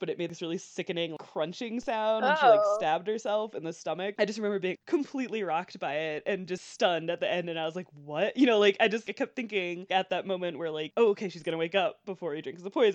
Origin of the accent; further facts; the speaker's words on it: St. Louis, Missouri, United States; I grew up in St. Louis